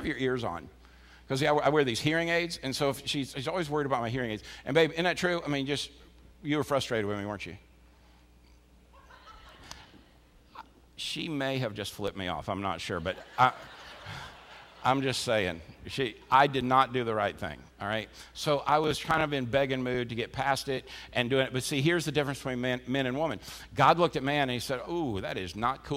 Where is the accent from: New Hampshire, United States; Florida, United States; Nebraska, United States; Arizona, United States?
Florida, United States; as a kid, growing up in Florida